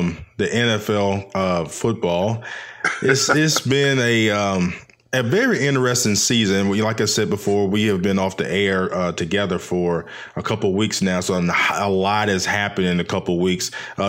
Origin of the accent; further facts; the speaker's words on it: Nashville, Tennessee, United States; I grew up in Nashville, Tennessee